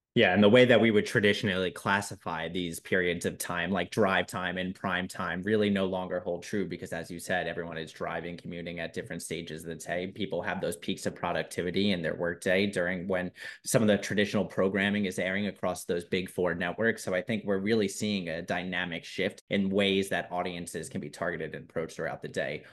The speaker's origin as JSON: {"language": "English", "town": "New York City", "region": "New York", "country": "United States", "accent": "Staten Island", "said": "my Staten Island accent"}